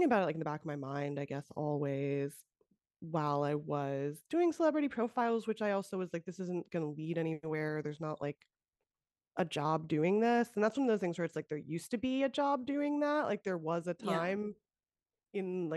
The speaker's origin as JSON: {"language": "English", "area": "the Valley", "region": "California", "country": "United States", "said": "I'm from the Valley"}